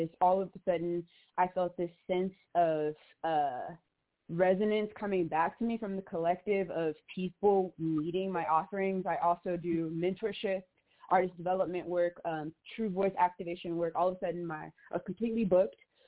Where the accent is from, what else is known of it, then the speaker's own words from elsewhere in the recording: Chicago, Illinois, United States; I'm from Chicago. I'm from Inglewood